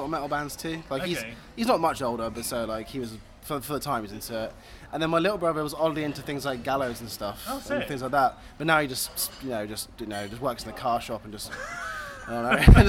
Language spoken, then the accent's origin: English; Exeter, South West England, United Kingdom; I'm from Exeter, and they've got a really good sort of like punk rock scene